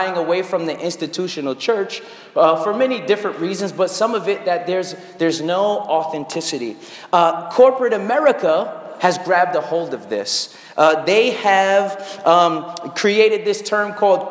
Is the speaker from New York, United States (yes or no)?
yes; Brooklyn, New York, United States; It's also good to be back in Brooklyn. I'm a Brooklyn native